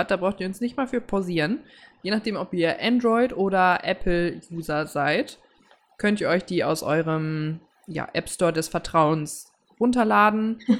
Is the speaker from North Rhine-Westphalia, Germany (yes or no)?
yes; Cologne, North Rhine-Westphalia, Germany; Ich bin als Kölnerin nach Düsseldorf zum Karneval Bayern gegangen.